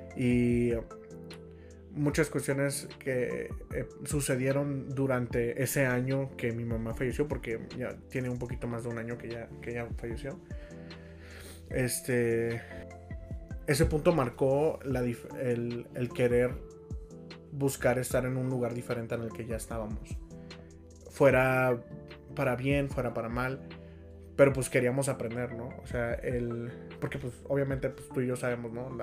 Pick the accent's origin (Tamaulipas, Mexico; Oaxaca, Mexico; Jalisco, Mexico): Tamaulipas, Mexico; Tampico; moved away as an adult; Nosotros somos de Tampico, pero Melissa tiene viviendo en Puebla eh, cuatro años. Entonces eh, yo vivía hace dos años cuando empezamos el podcast en Tampico y pues me he estado moviendo